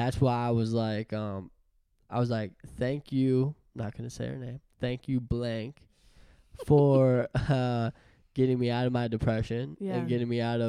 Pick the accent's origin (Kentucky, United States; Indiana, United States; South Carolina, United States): Indiana, United States; I come from Indiana